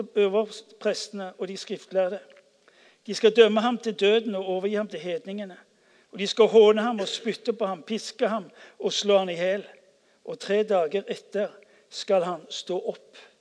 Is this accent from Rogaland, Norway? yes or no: yes; Stavanger, Rogaland, Norway; jeg vokste opp på Ullandhaug